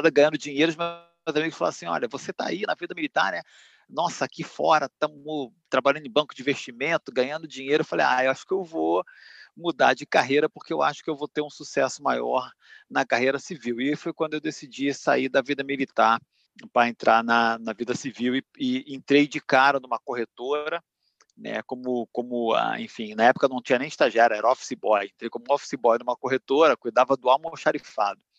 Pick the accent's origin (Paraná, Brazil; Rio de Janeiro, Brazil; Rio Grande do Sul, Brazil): Rio de Janeiro, Brazil; Duque de Caxias; Eu sou nascido e criado no Rio de Janeiro, eu sou de Duque de Caxias, da Baixada Fluminense, de uma família de cinco, cinco filhos.